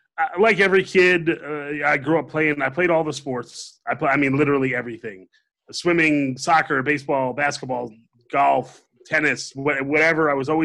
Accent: New Jersey, United States; moved away as an adult; also born or lived in Columbia, South Carolina / Kentucky; Where I grew up in New Jersey

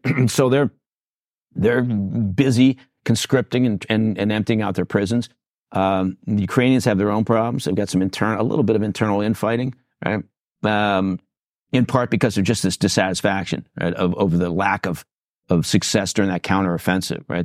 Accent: England, United Kingdom; moved away; I'm dual citizen. I was born in England

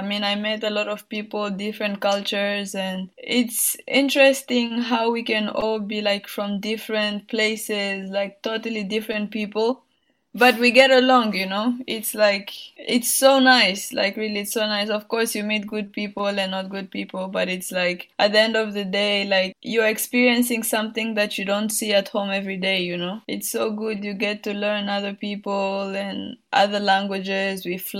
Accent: Burundi; moved away; Like when I was young, I mean, my parents were not telling me much and we didn't know anything. But like when I left the country and I was coming back

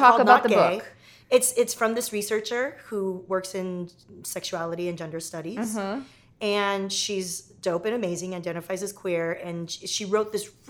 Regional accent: Torrance, California, United States; I grew up in Torrance down in Southern California here.

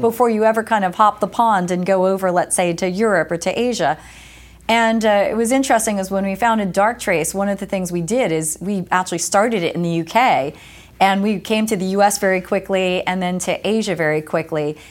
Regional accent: Lake Apache, New Jersey, United States; moved away as an adult; also born or lived in West Coast, United States; I grew up in New Jersey

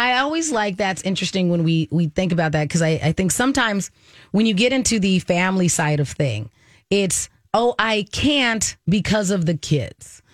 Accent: Arizona, United States; I took Spanish, of course, because I grew up in Arizona

